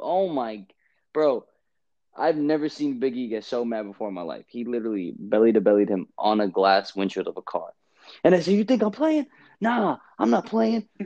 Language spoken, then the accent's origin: English; New York City, New York, United States; I'm from Brooklyn